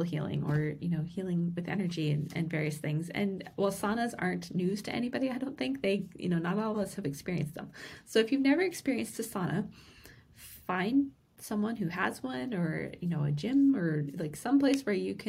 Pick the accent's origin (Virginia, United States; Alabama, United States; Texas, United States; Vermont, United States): Vermont, United States; moved away; today I am joining you from Vermont, where I grew up